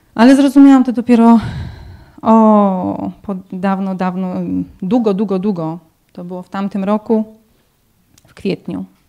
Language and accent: Polish; Tomaszów Mazowiecki, Łódź Voivodeship, Poland; now in Corby, United Kingdom; jestem z Tomaszowa Mazowieckiego